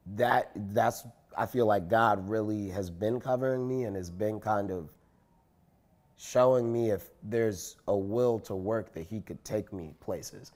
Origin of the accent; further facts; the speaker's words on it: Chicago, Illinois, United States; I went to Skinner School, even though I was from the South Side, even though, like, I lived in, you know, whatever neighborhood my parents made a way for me to go to this classical school that was on the other side of the city